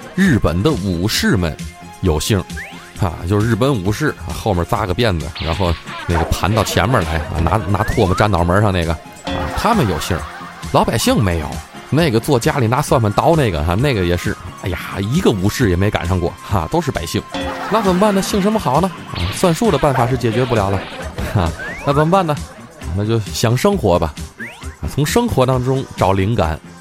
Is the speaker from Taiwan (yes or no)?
no; Tianjin, China; 我就看咱天津台自己的节目，咱身为一天津人，咱就应该支持咱天津人自己的玩意儿